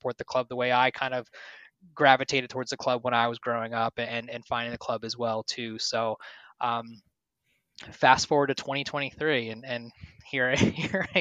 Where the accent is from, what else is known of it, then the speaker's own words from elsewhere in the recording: New Jersey, United States; moved away as an adult; now in Washington, D.C. area, United States; I'm from New Jersey originally, so I moved down to the DC area in 2010